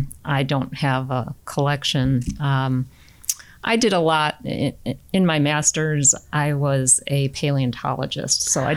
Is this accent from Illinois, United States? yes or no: yes; Chicago, Illinois, United States; moved away; I was from Chicago.